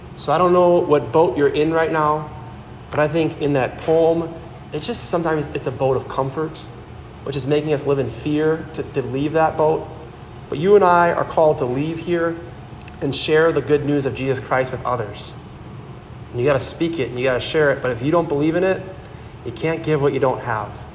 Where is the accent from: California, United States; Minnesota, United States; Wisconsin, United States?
Wisconsin, United States; Howards Grove; I'm from Howard's Grove, which is in Sheboygan County. I grew up there